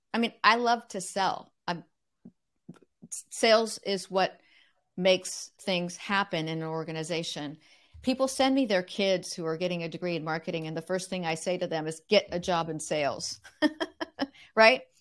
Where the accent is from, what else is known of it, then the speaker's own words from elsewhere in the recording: Corvallis, Oregon, United States; also born or lived in Eugene, Oregon; we moved from Eugene, Oregon to Corvallis, Oregon